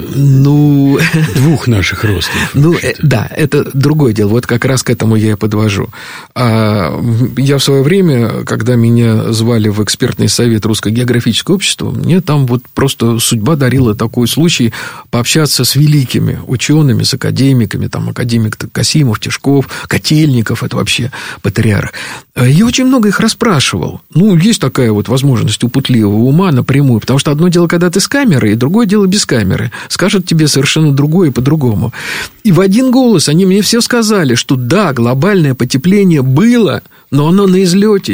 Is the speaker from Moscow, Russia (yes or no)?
yes; Moscow, Russia; мы с тобой выросли в Москве